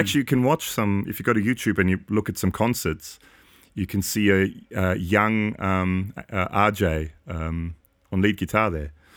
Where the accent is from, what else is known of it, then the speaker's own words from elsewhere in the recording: Austria; moved away; I grew up in Austria